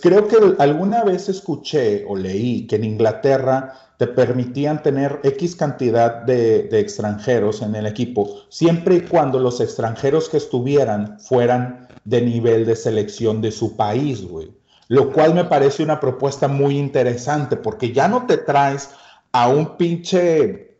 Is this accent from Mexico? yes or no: yes; Mexico; uno como mexicano, nuestro ADN, nuestra herencia